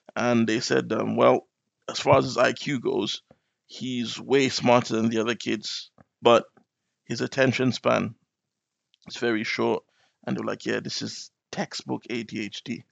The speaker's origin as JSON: {"language": "English", "country": "Nigeria", "tie": "born or raised there", "moved": "yes", "lives_now": "London, United Kingdom", "said": "my parents moved back when I was still quite little. So I spent half my life in Nigeria."}